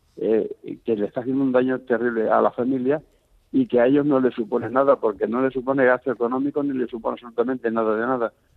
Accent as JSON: {"language": "Spanish", "region": "Andalusia", "country": "Spain", "moved": "yes", "lives_now": "Barcelona, Spain", "said": "estoy hablando con una persona en Barcelona, aunque somos andaluces"}